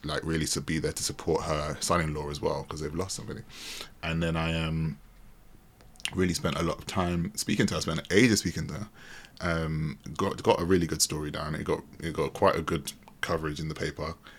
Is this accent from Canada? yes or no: no; United Kingdom; as a British person